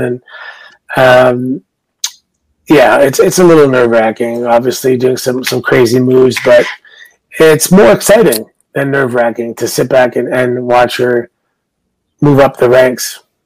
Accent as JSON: {"language": "English", "country": "Canada", "said": "I'm Canadian"}